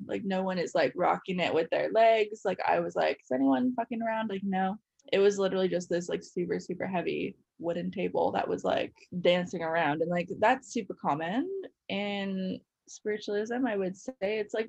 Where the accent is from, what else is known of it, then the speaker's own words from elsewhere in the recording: Colorado, United States; moved away as an adult; now in Canada; I grew up in the States. Where? Colorado.